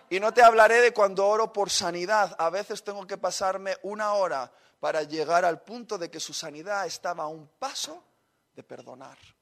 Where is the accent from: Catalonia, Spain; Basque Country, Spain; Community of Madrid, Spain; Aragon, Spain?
Basque Country, Spain; somos vascos